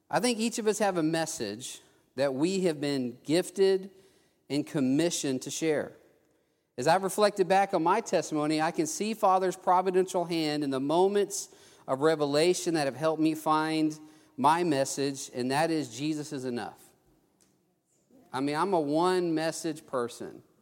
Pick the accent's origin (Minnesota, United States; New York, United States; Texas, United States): Texas, United States; also born or lived in Mobile, Alabama; I was, I was born in Mobile, but after I was about a year old, we moved to South Texas. And um, I grew up in a loving, I grew up with loving, hardworking parents, but we didn't go to church.